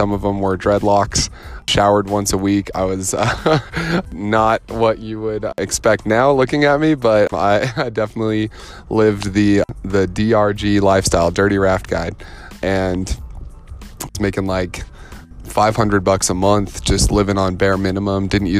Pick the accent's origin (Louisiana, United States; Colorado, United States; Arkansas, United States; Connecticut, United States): Colorado, United States; Colorado Springs; I'm originally from Colorado Springs, Colorado, 719. And I'm definitely a Colorado kid, you know, at heart. I grew up in the outdoors, the mountains.